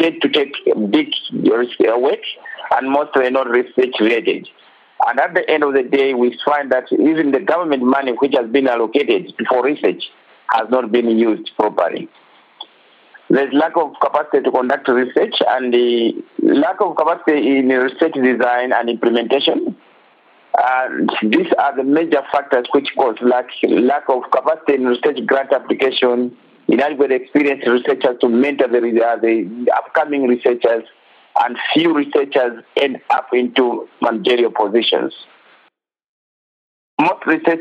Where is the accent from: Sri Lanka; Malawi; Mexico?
Malawi; from Malawi